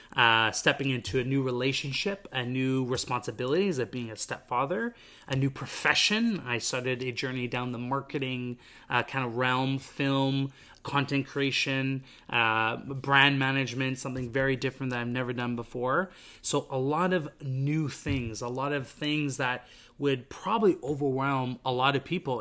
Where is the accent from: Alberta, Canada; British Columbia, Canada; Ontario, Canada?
British Columbia, Canada; Vancouver; moved away as an adult; now in Montreal, Canada; I came from Vancouver, British Columbia, grew up there my entire life